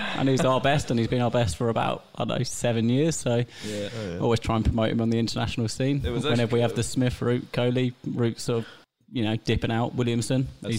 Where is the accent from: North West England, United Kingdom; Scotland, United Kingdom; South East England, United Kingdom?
South East England, United Kingdom; Kent; accent: English twang; moved away as an adult; now in Australia; I'm from England, from Kent, southeast.